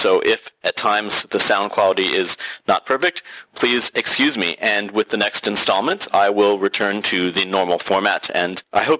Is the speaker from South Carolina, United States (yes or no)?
no; San Francisco, California, United States; now in France; my hometown of San Francisco in the United States